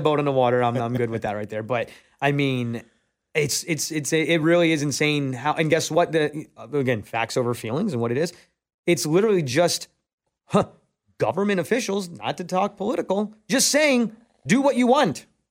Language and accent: English; New York, United States; moved away; I'm originally from New York.